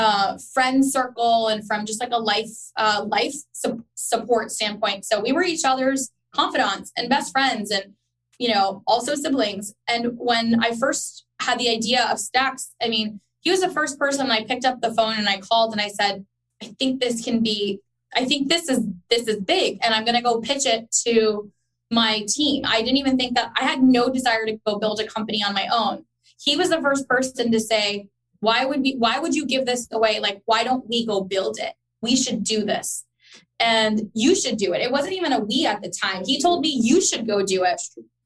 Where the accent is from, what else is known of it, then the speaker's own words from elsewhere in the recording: Dallas, Texas, United States; also born or lived in Chicago, United States / Karachi, Pakistan / Orlando, United States; I was born in Chicago. Sal was raised in, he was born in Dallas, and we grew up in Dallas, but we lived in Karachi.